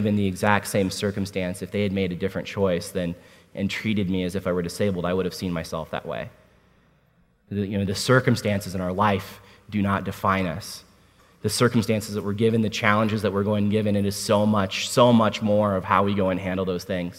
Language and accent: English; Washington, District of Columbia, United States; I was born at Walter Reed Army Medical